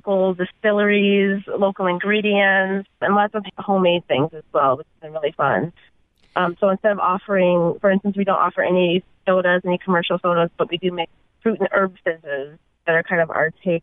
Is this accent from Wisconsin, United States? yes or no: yes; Milwaukee, Wisconsin, United States; now in Seattle, United States; I'm a Midwest transplant, actually. So I'm from Milwaukee, Wisconsin, originally